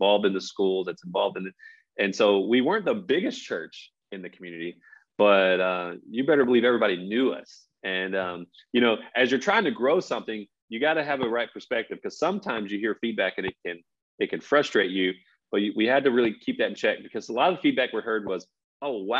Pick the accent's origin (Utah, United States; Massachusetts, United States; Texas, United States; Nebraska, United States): Texas, United States; also born or lived in Los Angeles; we grew up in Texas